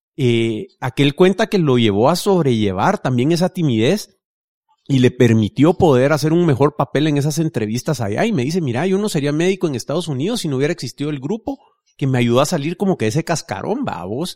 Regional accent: Guatemala City, Guatemala Department, Guatemala; yo crecí en Vista Hermosa

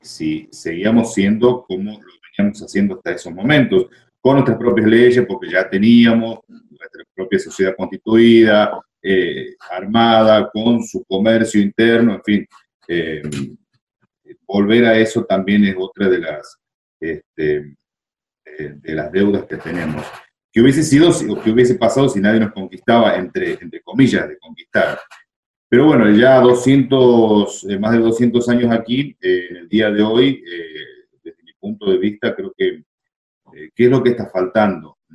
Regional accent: Argentina; como sociedad argentina

